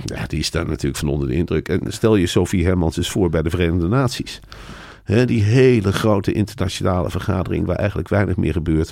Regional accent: Netherlands; zijn wij Nederlanders

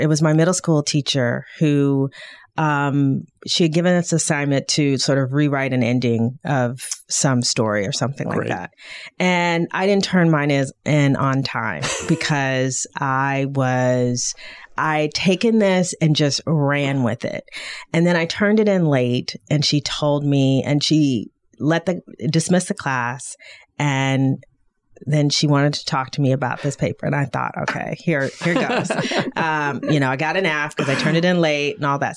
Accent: Detroit, Michigan, United States; I'm from Detroit, you know, which is you know, a black city

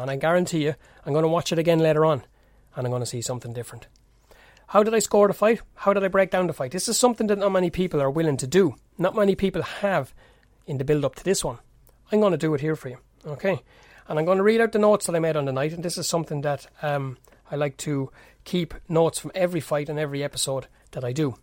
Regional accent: Kildare, Leinster, Ireland; That's where I'm based here. This is where I'm born, bred, and reared, as the Irish fellas like to say.

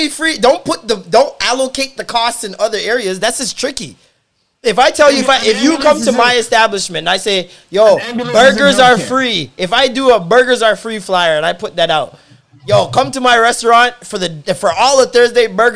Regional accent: Toronto, Ontario, Canada; I was born in St. Michael's.

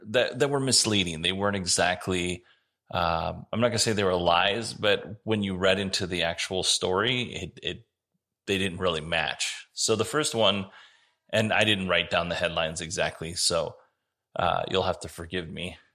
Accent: Alaska, United States; now in Arizona, United States; when I was a kid, I grew up in Alaska.

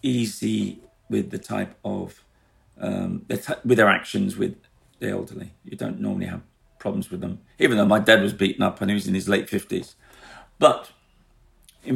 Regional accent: London, United Kingdom; I grew up in the East End.

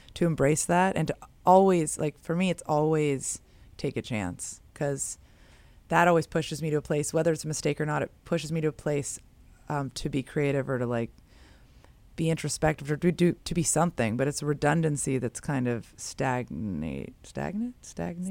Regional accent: San Francisco, California, United States; I grew up in San Francisco

